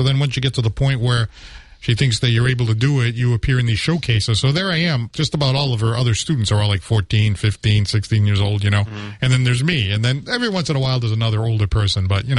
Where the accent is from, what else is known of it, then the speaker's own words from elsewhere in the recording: New Bedford, Massachusetts, United States; I'm from New Bedford.